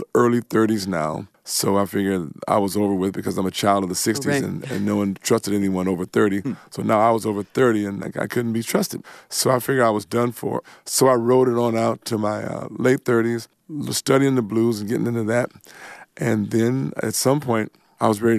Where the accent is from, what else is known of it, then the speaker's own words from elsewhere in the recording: Compton, California, United States; now in Nashville, United States; The Compton I grew up in was pretty normal